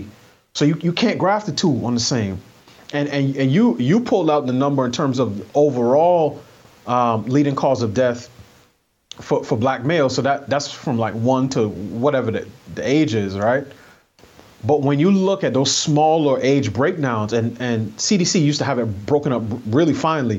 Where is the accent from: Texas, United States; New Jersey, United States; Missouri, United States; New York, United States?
New York, United States; New York City; I grew up in New York City